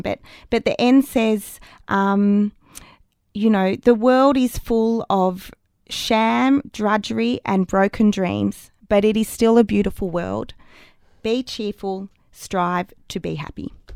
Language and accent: English; Australia; moved away as an adult; also born or lived in Canberra, Australia / Sydney, Australia / London, United Kingdom; now in Albury, Australia; I'm leaving regional Australia